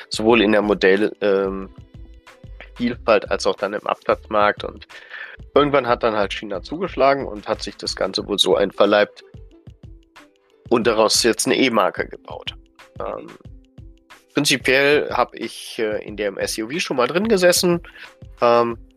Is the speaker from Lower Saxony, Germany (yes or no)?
no; Düsseldorf, North Rhine-Westphalia, Germany; born there; eine der ersten Tesla-Filialen hier in Deutschland geöffnet hat, in meiner Geburtsstadt Düsseldorf